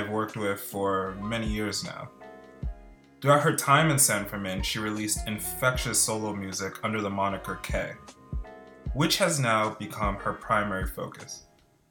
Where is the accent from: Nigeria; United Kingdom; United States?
United Kingdom; also born or lived in Netherlands; I grew up in the United Kingdom and spent some time in Holland before I became a teenager.